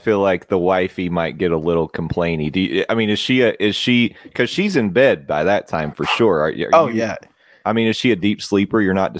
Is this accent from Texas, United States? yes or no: no; Knoxville, Tennessee, United States; growing up in Knoxville, you're a college sports fan.